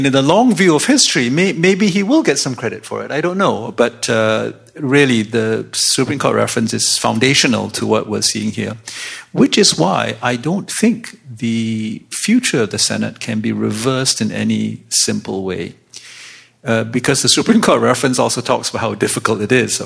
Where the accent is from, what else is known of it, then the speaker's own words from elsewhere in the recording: British Columbia, Canada; I'm from British Columbia.